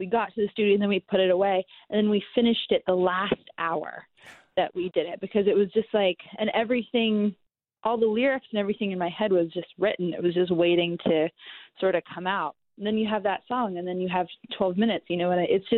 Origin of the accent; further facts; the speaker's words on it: New York, United States; my own experience growing up in New York